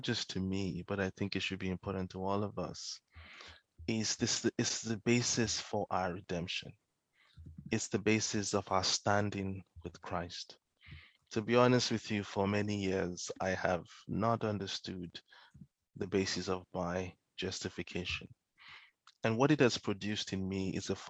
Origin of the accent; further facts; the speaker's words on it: Nigeria; growing up in Nigeria